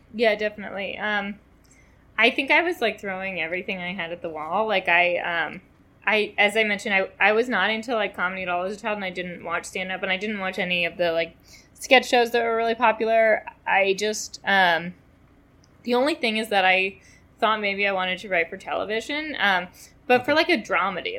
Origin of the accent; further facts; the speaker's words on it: New York City, New York, United States; I grew up in Manhattan